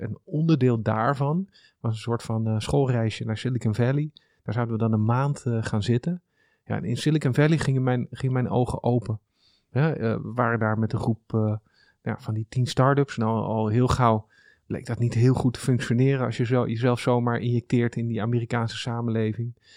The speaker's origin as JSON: {"language": "Dutch", "area": "small town near Amsterdam", "region": "North Holland", "country": "Netherlands", "tie": "born or raised there", "also_born_or_lived": "Haarlem / Zoetermeer", "lives_now": "Amsterdam, Netherlands", "said": "Dat is een klein plaatsje onder de rook van Amsterdam."}